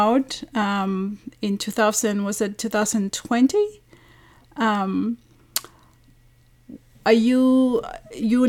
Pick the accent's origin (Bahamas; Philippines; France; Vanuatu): Vanuatu; I am from Vanuatu